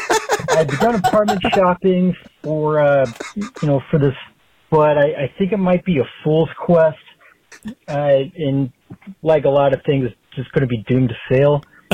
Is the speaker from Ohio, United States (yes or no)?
yes; Zanesville, Ohio, United States; I'm from Zanesville, and as you can imagine, Akron is light years ahead.